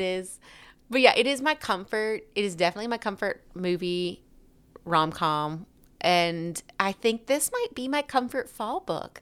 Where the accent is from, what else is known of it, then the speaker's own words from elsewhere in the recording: Alabama, United States; accent: Alabama; my lovely Alabama accent